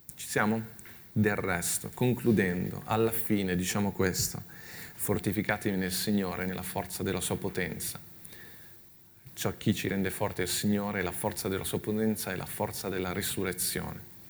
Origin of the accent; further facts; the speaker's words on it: Milan, Lombardy, Italy; io sono cresciuto a Milano